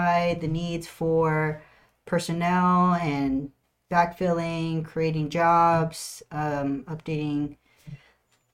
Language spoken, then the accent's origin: English; Suisun City, Bay Area, California, United States; now in San Antonio, United States; I am from the Bay Area in California. That means a lot to, it's Oakland, San Francisco. I'm from a small city called Sassoon